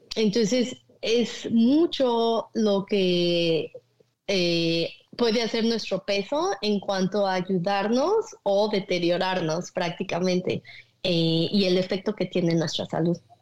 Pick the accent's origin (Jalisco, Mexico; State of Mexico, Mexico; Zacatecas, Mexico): State of Mexico, Mexico; Naucalpan; moved away as an adult; now in Michigan, United States; yo nací en la Ciudad de México, pero crecí en lo que es el Estado de México, en Naucalpan